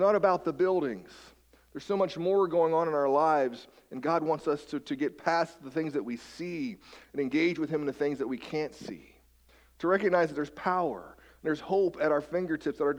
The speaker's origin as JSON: {"language": "English", "region": "West Virginia", "country": "United States", "tie": "born or raised there", "moved": "yes", "lives_now": "Marysville, United States", "said": "I'm from West Virginia. I kind of grew up among the mountains, the hills, if you will."}